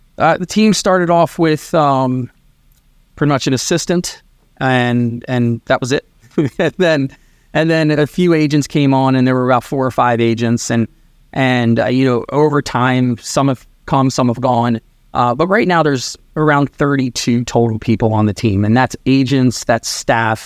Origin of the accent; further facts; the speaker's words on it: Maryland, United States; also born or lived in New York / Sarasota, Florida; born in New York. I grew up in Maryland